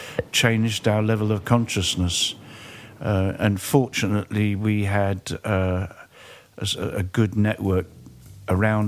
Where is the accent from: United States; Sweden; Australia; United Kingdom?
United Kingdom; England; I was very fortunate where I grew up in England